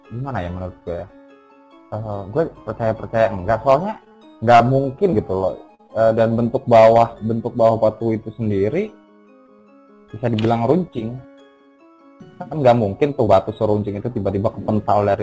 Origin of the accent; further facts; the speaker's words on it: Medan, North Sumatra, Indonesia; also born or lived in Banda Aceh; Jadi uh, eh, gue kan sebenarnya kan aslinya orang Medan nih kan. Hmm. Lahir di Medan, besar di Medan. Nah, orangnya bukan orang Medan, orang Padang. Jadi tuh gue sempat kuliah tuh berapa empat tahun itu di hmm. Banda Aceh